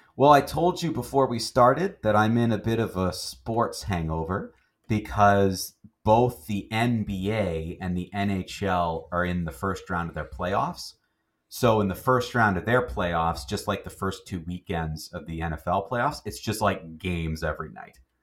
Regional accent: Canada; we're Canadian

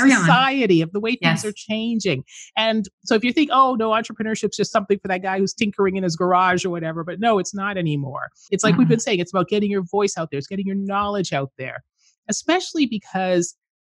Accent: Canada; where I grew up in Canada

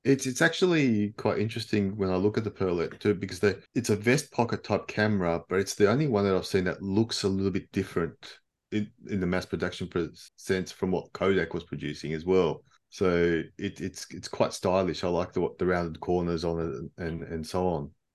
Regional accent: Melbourne, Victoria, Australia; now in Sydney, Australia; I'm from Melbourne

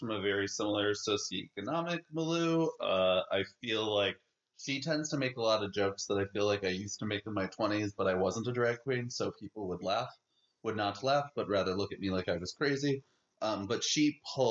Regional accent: Chicago, Illinois, United States; I'm from Chicago

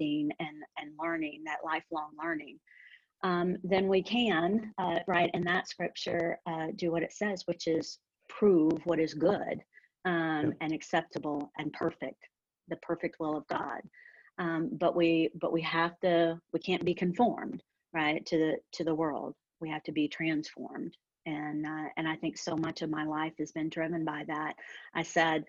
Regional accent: the South, United States; growing up in the South

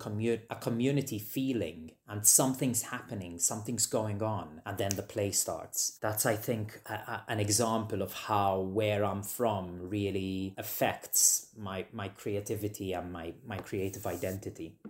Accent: Malta; moved away as an adult; now in Edinburgh, United Kingdom; I grew up, I lived in Malta, so I lived in Malta

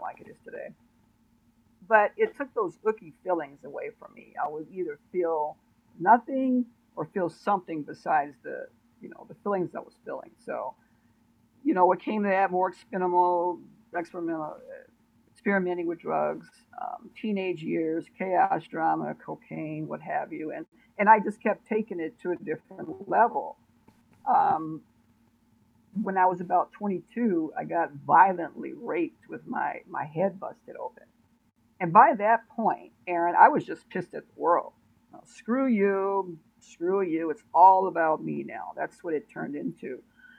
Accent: Oakland, California, United States; I'm originally from Oakland, California, which is a very, very, very, very bad town. So my environment was full with drugs

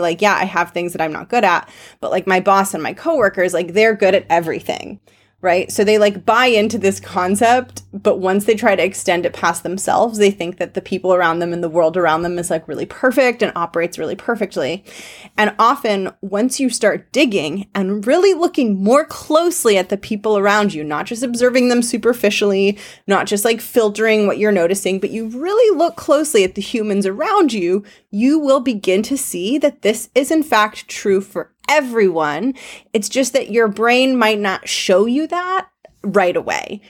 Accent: Los Angeles, California, United States; I grew up in Los Angeles

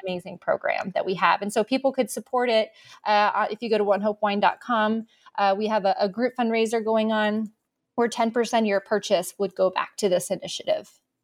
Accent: Arizona, United States; Born and raised in Arizona

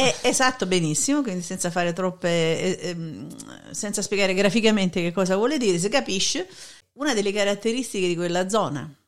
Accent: Naples, Campania, Italy; quello da napoletana

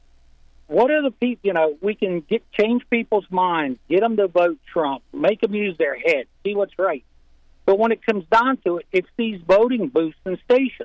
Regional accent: Pennsylvania, United States; moved away; I am from Pennsylvania originally

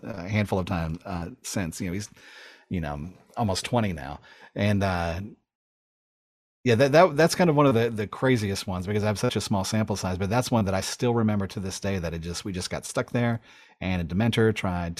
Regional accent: South Georgia, United States; also born or lived in Los Angeles, California; To move from, you know, essentially North LA to South Georgia.

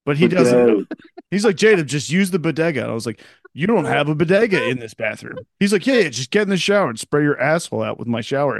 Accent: Scotland, United Kingdom; I'm a Scotsman.

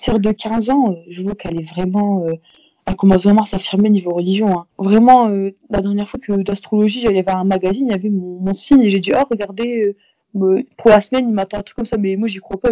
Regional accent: near Lille, Hauts-de-France, France; j'habite autour de Lille, donc euh, j'étais vraiment dans une petite ville, le collège n'était pas hyper grand

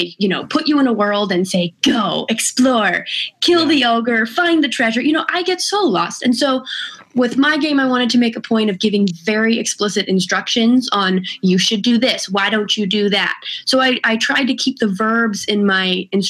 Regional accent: California, United States; I'm from California

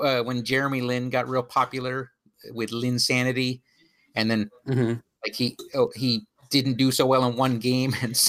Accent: United States; I'm American.

